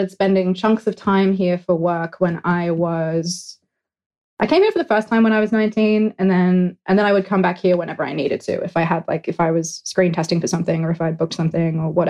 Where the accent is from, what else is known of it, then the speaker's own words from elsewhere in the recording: Australia; moved away; I'm Australian